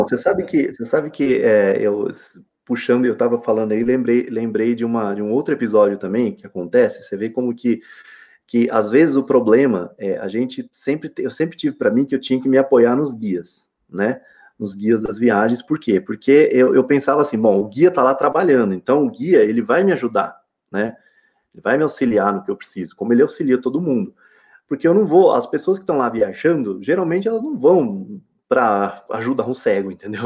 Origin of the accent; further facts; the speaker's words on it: São Paulo, Brazil; moved away as an adult; now in Minas Gerais, Brazil; sou de São Paulo